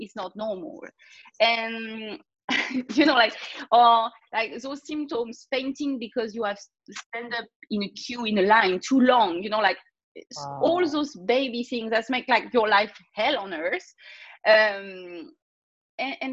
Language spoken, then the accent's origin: English; France; accent: French; English is a second language; I'm a French girl, obviously, like everybody gonna hear my accent in a second